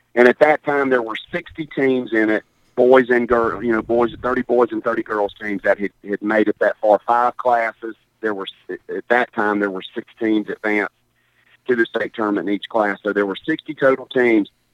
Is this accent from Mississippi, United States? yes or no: yes; Hattiesburg, Mississippi, United States; moved away as an adult; also born or lived in Picayune, Mississippi; born and raised in Picayune. Uh, in 1965. My dad was the coach there at Fitching High School from 60 to 71, and then we moved to Hattiesburg.